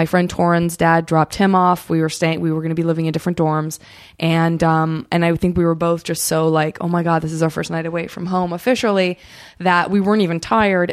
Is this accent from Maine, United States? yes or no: no; Tucson, Arizona, United States; also born or lived in Flagstaff, Arizona; That's where I'm from. I am from Tucson